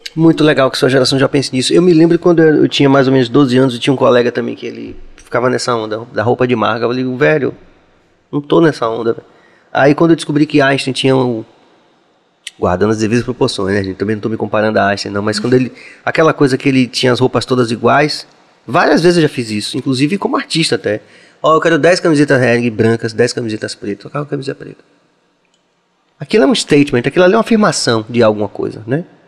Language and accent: Portuguese; Northeast Region, Brazil; moved away; also born or lived in São Paulo; da gente como nordestino em São Paulo